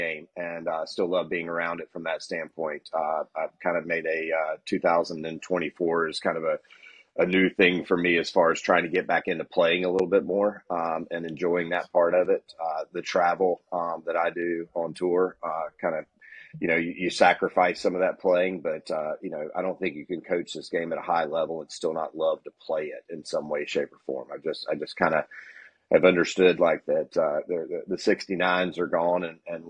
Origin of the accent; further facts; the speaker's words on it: Eastern North Carolina, United States; now in South Florida, United States; I grew up in Eastern North Carolina, if you can't tell from the accent